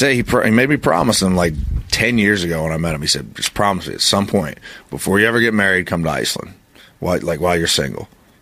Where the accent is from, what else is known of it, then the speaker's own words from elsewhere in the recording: United States; I grew up in America.